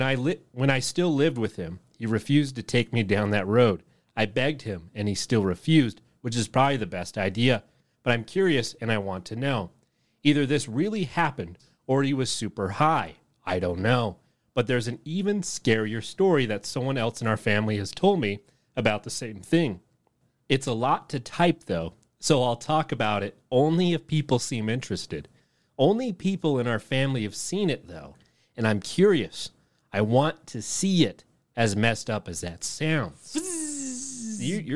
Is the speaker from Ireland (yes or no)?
no; England, United Kingdom; I grew up in England, in a place that's about as rural as it gets there.